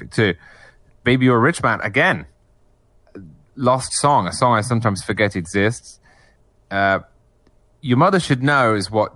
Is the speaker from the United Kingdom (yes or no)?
yes; England, United Kingdom; moved away; I'm English originally